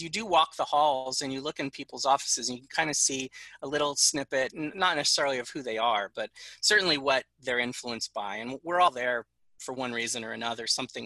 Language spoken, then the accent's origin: English; Long Island, New York, United States; I grew up on Long Island